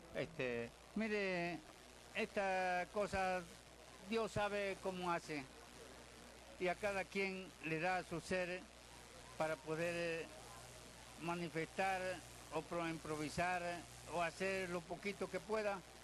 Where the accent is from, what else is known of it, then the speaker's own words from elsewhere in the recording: Tlacotalpan, Veracruz, Mexico; moved away; esta es mi tierra Aquí me crié, aquí sufrí, estoy lejos del lugar, pero no olvido a ella.